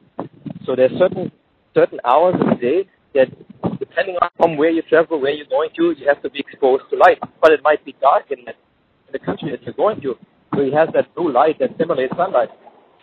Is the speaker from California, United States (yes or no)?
no; Jacksonville, Florida, United States; my hometown, in Jacksonville